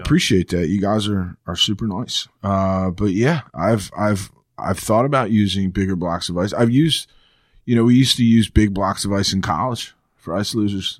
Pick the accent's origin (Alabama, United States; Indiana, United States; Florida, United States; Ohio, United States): Florida, United States; Jupiter; I grew up in Florida